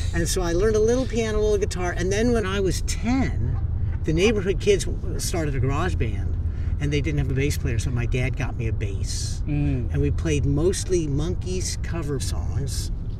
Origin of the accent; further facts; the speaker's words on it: Southern California, United States; moved away as an adult; also born or lived in Hoboken, New Jersey; now in Millburn, United States; I grew up in Southern California, and I went east to college.